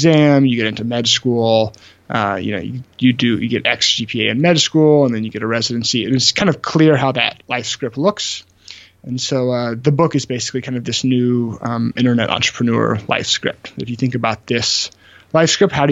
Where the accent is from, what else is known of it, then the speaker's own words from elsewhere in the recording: Memphis, Tennessee, United States; moved away as an adult; also born or lived in Birmingham, Alabama; I'm originally from Memphis, Tennessee